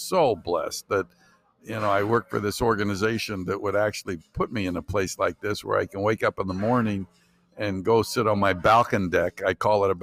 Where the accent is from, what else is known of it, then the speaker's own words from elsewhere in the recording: Stockton, California, United States; now in Sacramento, United States; Sacramento now, but I grew up in Stockton